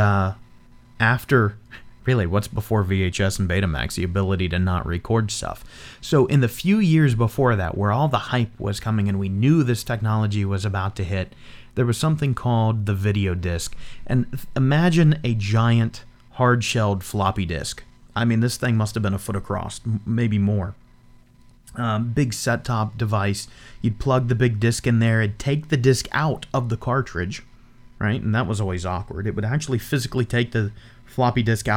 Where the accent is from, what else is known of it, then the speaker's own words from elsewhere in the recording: Florida, United States; I grew up here in Florida where we record now.